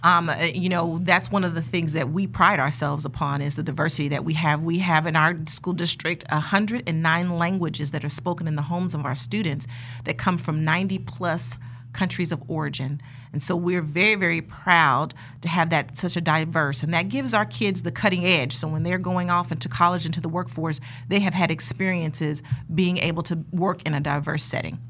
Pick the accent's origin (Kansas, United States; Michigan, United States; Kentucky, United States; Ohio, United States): Kansas, United States; Wichita; I was born and raised here in Wichita, Kansas